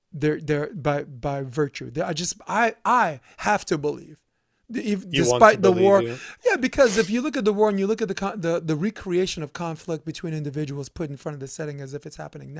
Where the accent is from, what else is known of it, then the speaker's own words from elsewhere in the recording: New York, United States; I'm a hater from New York, but I believe most people are good.